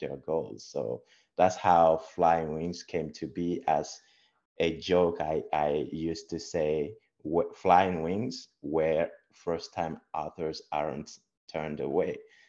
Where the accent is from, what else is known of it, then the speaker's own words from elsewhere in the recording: Togo; moved away as an adult; also born or lived in Texas / Papillion, Nebraska; now in United States; I was born in Togo. Togo is a beautiful country in West Africa along the ocean, the Atlantic Ocean. And I was born there, grew up from a humble start